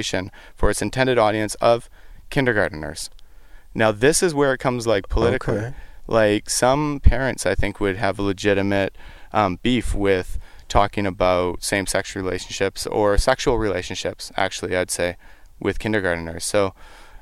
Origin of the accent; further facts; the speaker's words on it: Surrey, British Columbia, Canada; I'm from Surrey, BC